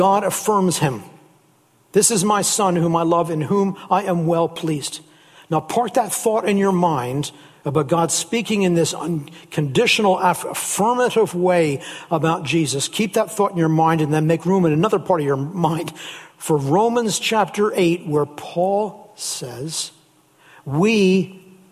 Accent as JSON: {"language": "English", "area": "near Philadelphia", "region": "Pennsylvania", "country": "United States", "tie": "born or raised there", "moved": "yes", "said": "when I was a little boy growing up in the States down near Philadelphia, Pennsylvania"}